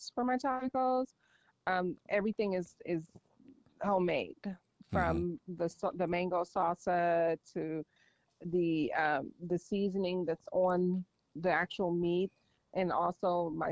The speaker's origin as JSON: {"language": "English", "town": "Los Angeles", "region": "California", "country": "United States", "moved": "as an adult", "lives_now": "San Diego, United States", "said": "I'm actually from Los Angeles"}